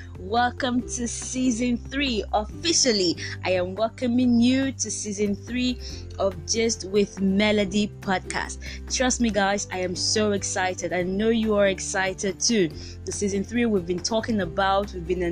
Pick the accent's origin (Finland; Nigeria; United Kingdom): Nigeria; I'm a Nigerian. I live in Lagos. I speak English, Yoruba, and a little bit of French